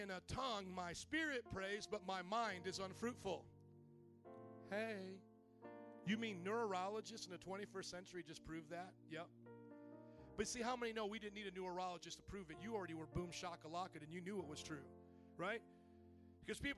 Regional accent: the South, United States; I come from the South

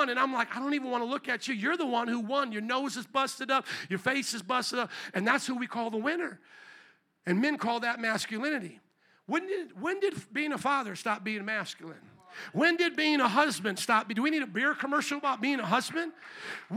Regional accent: Indiana, United States; now in Chicago, United States; I came from Indiana, the Hoosiers and all this.

